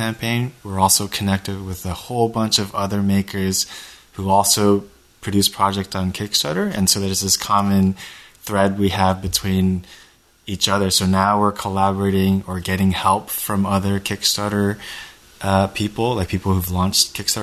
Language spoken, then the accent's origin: English; Japan; now in United States; I was born and raised in Japan